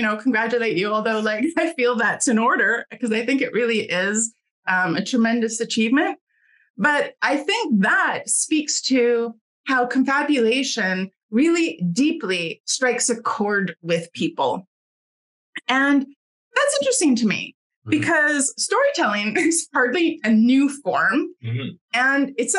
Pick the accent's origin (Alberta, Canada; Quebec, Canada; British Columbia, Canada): British Columbia, Canada; Victoria; moved away; Victoria, my hometown, by the way, and I was just out there visiting my family